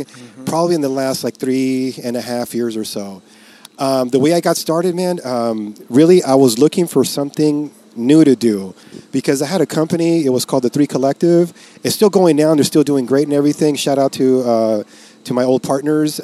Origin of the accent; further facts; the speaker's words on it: Los Angeles, California, United States; I'm from East